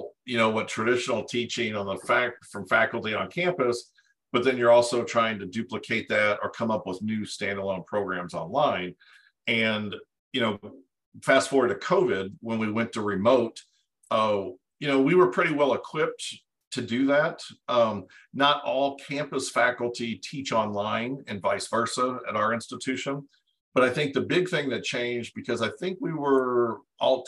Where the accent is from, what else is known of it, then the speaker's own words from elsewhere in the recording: Cape Girardeau, Missouri, United States; moved away as an adult; also born or lived in Dallas, Texas; I grew up in Cape Girardeau, Missouri, which is about an hour and a half south of St. Louis